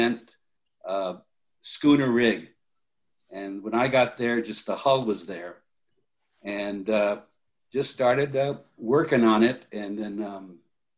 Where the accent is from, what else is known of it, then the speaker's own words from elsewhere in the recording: Los Angeles, California, United States; moved away as an adult; also born or lived in Japan; now in Sonoma Valley, United States; I actually grew up in the Hollywood area and attended Hollywood High School